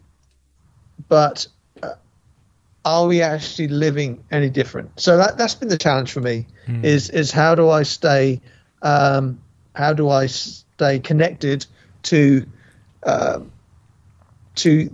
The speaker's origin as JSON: {"language": "English", "region": "England", "country": "United Kingdom", "moved": "yes", "lives_now": "United States", "said": "as a white English man"}